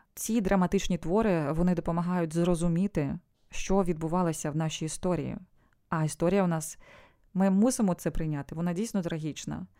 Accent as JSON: {"language": "Ukrainian", "town": "Sievierodonetsk", "region": "Luhansk Oblast", "country": "Ukraine", "tie": "born or raised there", "moved": "as an adult", "lives_now": "Spain", "said": "Я народилася в Сєвєродонецьку."}